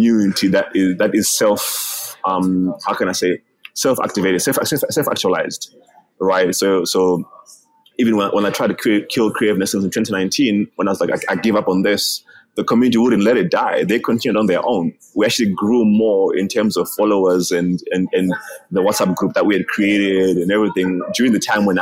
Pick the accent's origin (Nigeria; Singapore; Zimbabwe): Zimbabwe; also born or lived in Malawi; now in South Africa; I'm a foreigner in South Africa right now. I was born in Zimbabwe. I'm half Malawian, half Zimbabwean already. So I was already a foreigner back in Zimbabwe already